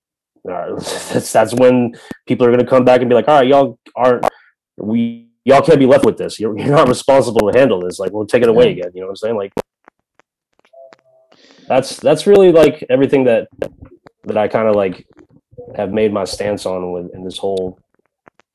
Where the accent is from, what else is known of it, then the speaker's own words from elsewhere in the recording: Tampa, Florida, United States; I'm from Tampa